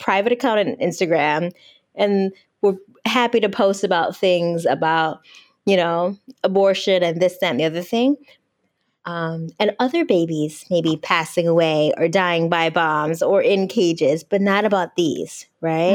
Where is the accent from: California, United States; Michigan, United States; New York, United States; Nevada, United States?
Michigan, United States; outside Detroit; I'm from Podunk, Michigan, outside Detroit, not right in the city